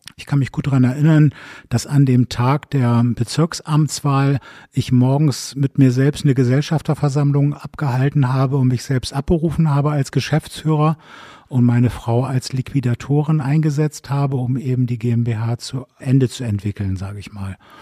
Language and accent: German; Bremen, Germany; now in Berlin, Germany; Ich bin in Bremen geboren